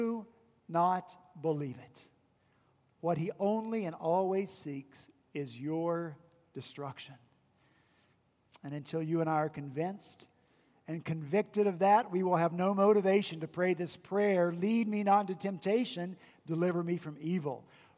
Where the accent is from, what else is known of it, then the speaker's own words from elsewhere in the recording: West Virginia, United States; now in Charleston, United States; my hometown was Confederate, even though I'm from West Virginia.